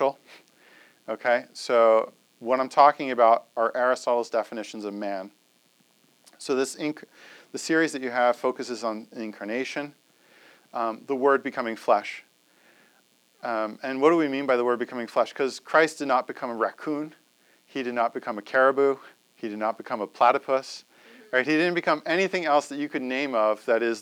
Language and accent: English; New Jersey, United States; I'm from New Jersey